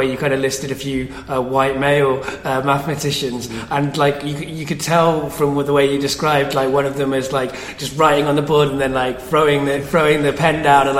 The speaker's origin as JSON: {"language": "English", "town": "Coventry", "region": "West Midlands", "country": "United Kingdom", "tie": "born or raised there", "moved": "yes", "said": "some of my childhood I lived in Coventry"}